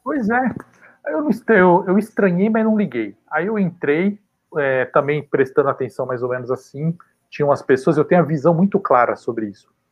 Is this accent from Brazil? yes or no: yes; São Paulo, Brazil; Nasci e cresci na Vila Carioca